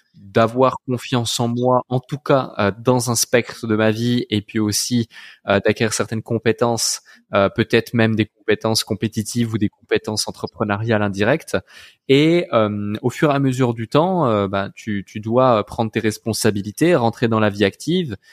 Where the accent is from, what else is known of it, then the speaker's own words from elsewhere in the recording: Switzerland; Je suis né dans une petite ville euh, en Suisse à la campagne